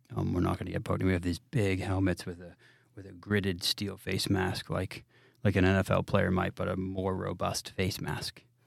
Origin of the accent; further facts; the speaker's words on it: New England, United States; moved away; growing up in New England